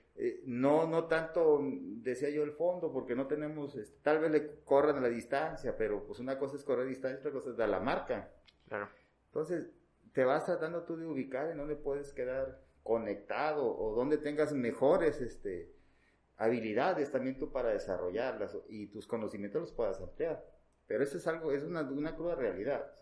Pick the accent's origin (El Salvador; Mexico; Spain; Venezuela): Mexico; Veracruz; en, el caso de nuestro estado